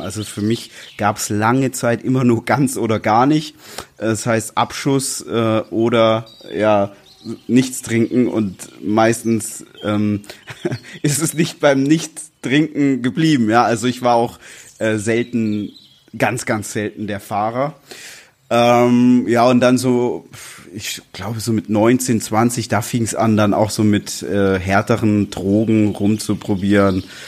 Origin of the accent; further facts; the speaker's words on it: Swabia, Baden-Württemberg, Germany; moved away as an adult; now in Berlin, Germany; wir beides gebürtige Schwaben sind